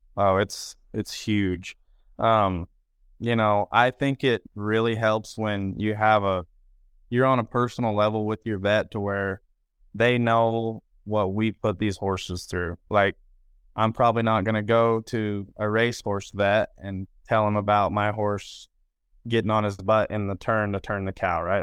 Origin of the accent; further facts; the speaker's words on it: Roosevelt, Utah, United States; I was born in Roosevelt, Utah